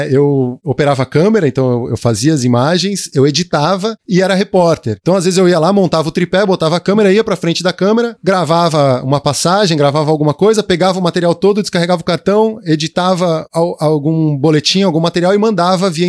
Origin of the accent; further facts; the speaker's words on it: Atibaia, São Paulo, Brazil; Apesar de ser do interior de São Paulo, aliás, sou de Atibaia, né, onde Olha aí. sou nascido e criado em Atibaia